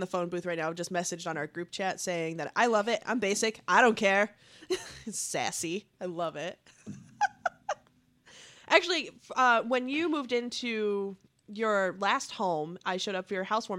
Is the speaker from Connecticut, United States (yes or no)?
yes; Connecticut, United States; Growing up in Connecticut, there's a very large Jewish community.